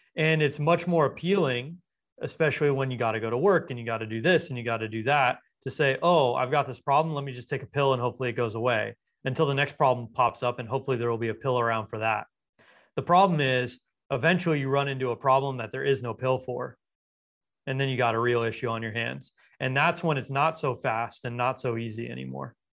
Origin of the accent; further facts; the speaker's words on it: Los Angeles, California, United States; I grew up in Los Angeles